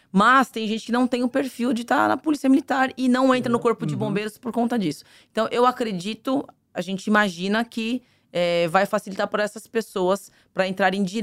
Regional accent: São Paulo, Brazil; Eu sou de São Paulo.

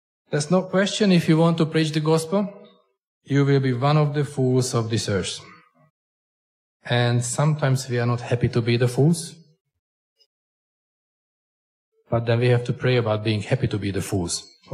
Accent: Hungary; accent: Hunglish; English is a second language; I come from Hungary, which is getting a richer country

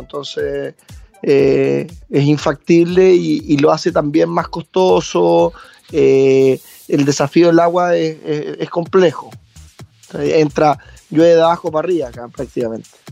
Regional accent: southern Chile, Chile; also born or lived in Viña del Mar, Chile / Santiago, Chile; Yo nací en Viña, pero, pero rápidamente mi familia, o sea, por parte de mi mamá es de Munco y, y, me vine a ir con ella desde muy temprano, ocho meses, un año, por ahí.

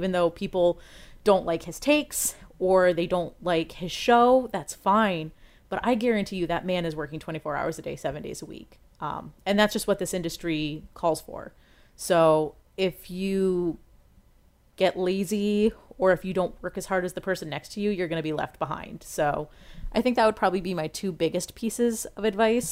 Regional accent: Washington, District of Columbia, United States; moved away as an adult; now in Ohio, United States; I grew up in Washington, D.C.

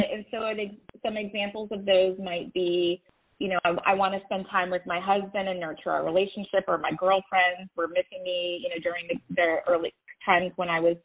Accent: Atlanta, Georgia, United States; I'm from Atlanta

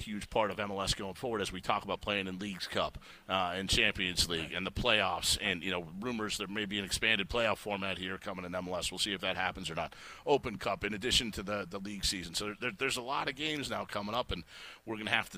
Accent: Chicago, Illinois, United States; moved away; I grew up in Chicago watching Michael Jordan and Walter Payton

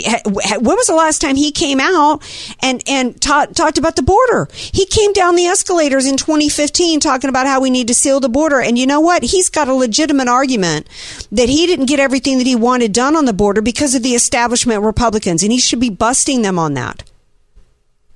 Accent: the South, United States; growing up in the South where there's tornado sirens and warnings

